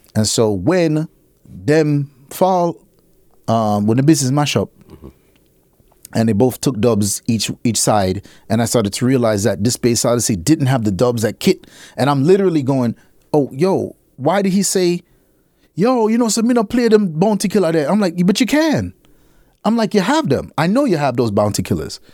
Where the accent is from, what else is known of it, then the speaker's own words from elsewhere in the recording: New York, United States; I was born in fucking New York